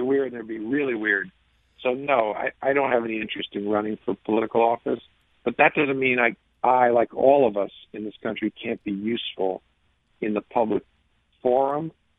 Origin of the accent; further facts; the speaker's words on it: the New York area, United States; moved away; I grew up in the New York area